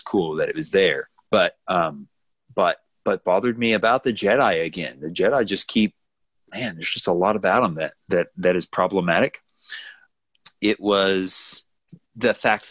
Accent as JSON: {"language": "English", "country": "United States", "said": "as an American"}